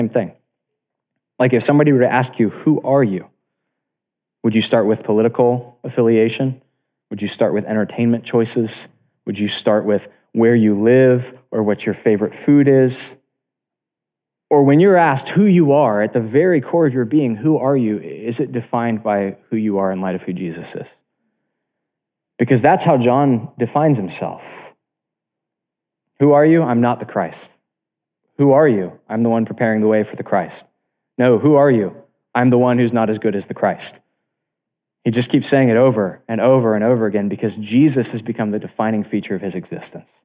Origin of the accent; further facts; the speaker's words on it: South Florida, United States; I was born in South Florida, and I live in the capital of the universe, which is Tampa, Florida